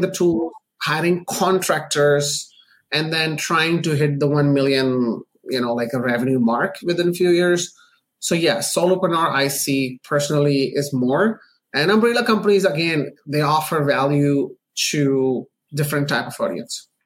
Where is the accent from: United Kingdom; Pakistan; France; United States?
Pakistan; moved away; also born or lived in Canada; I'm Pakistani born Canadian, uh, like a naturalized Canadian citizen.